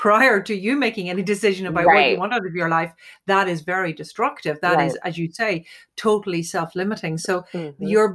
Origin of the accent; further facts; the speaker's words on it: Ireland; as an Irish female